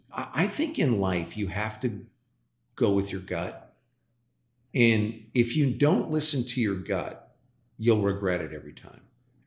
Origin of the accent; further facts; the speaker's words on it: Midwest, United States; I come from the Midwest. People welcome you here.